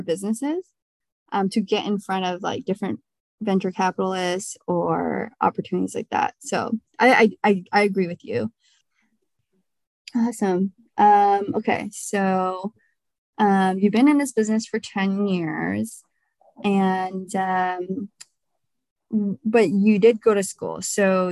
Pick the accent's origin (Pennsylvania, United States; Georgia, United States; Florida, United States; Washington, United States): Washington, United States; Bellevue; growing up in Bellevue